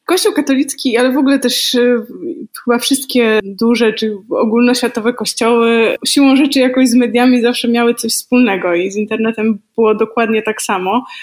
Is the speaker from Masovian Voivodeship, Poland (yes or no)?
yes; a small town near Warsaw, Masovian Voivodeship, Poland; Ja jestem z małego miasta e, spod Warszawy, 17 tysięcy mieszkańców